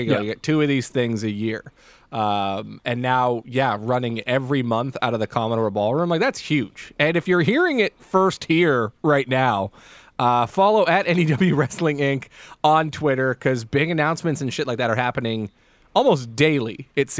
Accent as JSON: {"language": "English", "town": "Surrey", "region": "British Columbia", "country": "Canada", "tie": "born or raised there", "said": "I grew up in Wally"}